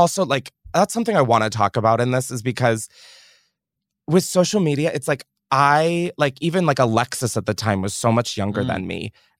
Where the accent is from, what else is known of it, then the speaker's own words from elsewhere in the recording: Australia; accent: Australian; I'm just saying in terms of my Australian accent. It is going to fly left and right, and it's going to come in and out just like that.